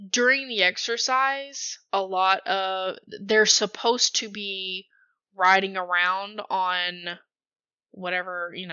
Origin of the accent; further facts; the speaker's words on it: Texas, United States; a person growing up in Texas